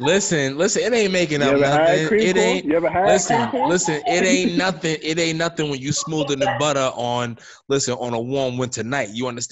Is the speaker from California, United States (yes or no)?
no; New York City, New York, United States; the good thing about being a New Yorker is, like, you can be an old soul and just fit completely right in with just the vernacular